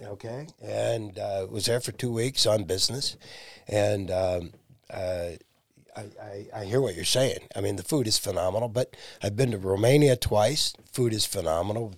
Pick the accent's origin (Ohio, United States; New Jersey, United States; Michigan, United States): Ohio, United States; Massillon; I'm from Massillon